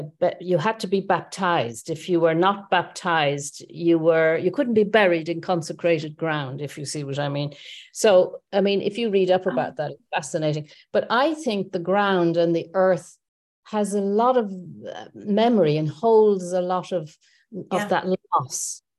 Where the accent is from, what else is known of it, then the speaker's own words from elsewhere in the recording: west of Ireland, Ireland; moved away as an adult; also born or lived in United Kingdom / Dublin, Ireland; I was born in the west of Ireland of French parents. So that's hence my name. I'm Irish, but I'm also French. And we lived on the edge of the ocean all the time.